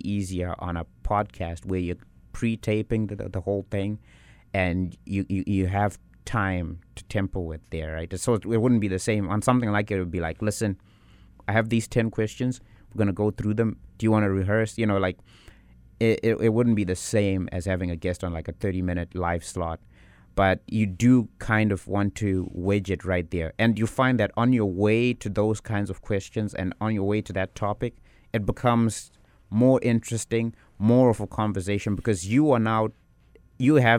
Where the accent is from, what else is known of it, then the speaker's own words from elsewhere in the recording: South Africa; now in Winnipeg, Canada; I'm from South Africa.